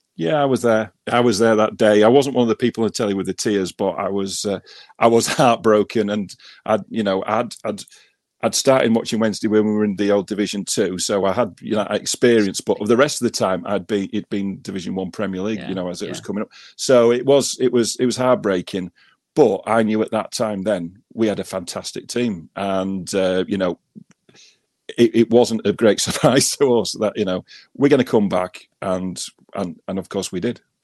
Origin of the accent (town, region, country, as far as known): Wakefield, Yorkshire and the Humber, United Kingdom; born or raised there; also born or lived in Leeds / Ackworth